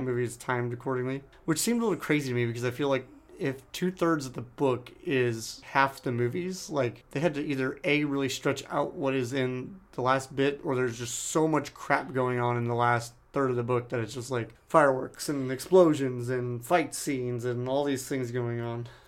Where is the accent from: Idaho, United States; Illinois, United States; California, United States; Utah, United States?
California, United States; San Diego; growing up in San Diego, obviously, the, the home of Doctor Seuss